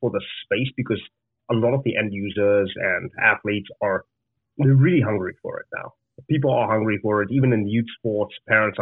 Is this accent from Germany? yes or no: no; Zimbabwe; moved away as an adult; I'm from Zimbabwe originally. I grew up there